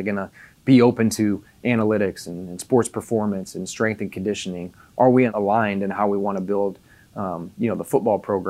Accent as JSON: {"language": "English", "region": "Indiana", "country": "United States", "tie": "born or raised there", "moved": "yes", "said": "I'm from Indiana, so, you know, I tell people I grew up, there's a cornfield across the road for me"}